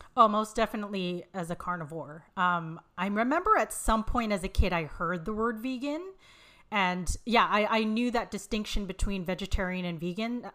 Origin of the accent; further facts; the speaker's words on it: Vancouver, British Columbia, Canada; also born or lived in Montreal, Canada; they move out west to Vancouver, where I, where I live now.